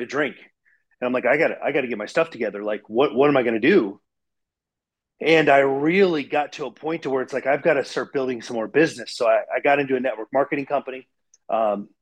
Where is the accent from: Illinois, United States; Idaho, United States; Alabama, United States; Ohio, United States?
Ohio, United States; I grew up in Ohio, and I had Dan the Man's Lawn Service